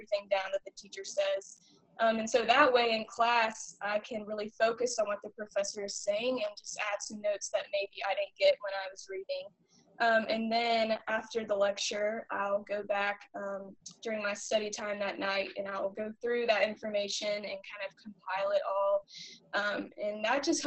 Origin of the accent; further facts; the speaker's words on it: Birmingham, Alabama, United States; moved away as an adult; now in Waco, Texas, United States; I'm from Birmingham, Alabama